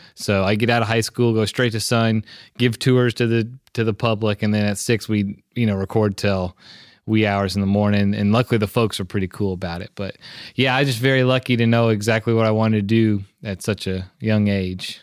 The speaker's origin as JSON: {"language": "English", "town": "Memphis", "region": "Tennessee", "country": "United States", "tie": "born or raised there", "said": "I'm born and raised in Memphis"}